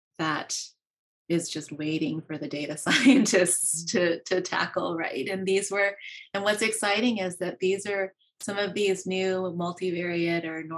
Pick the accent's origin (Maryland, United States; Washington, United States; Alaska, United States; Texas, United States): Maryland, United States; also born or lived in Pennsylvania; I was born in Pennsylvania and grew up in Maryland